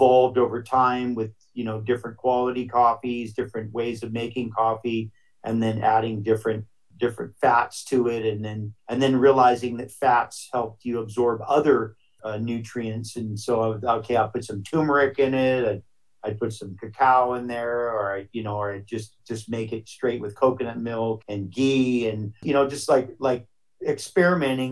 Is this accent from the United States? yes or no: yes; Hawaii, United States; growing up in Hawaii